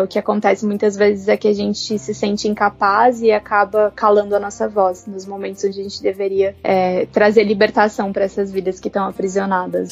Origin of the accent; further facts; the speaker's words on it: Brazil; moved away as an adult; also born or lived in South Africa; construir minha carreira aqui no Brasil